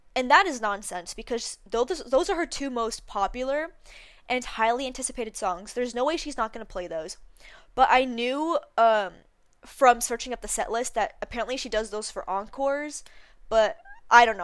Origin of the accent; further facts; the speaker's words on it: Canada; we're Canadian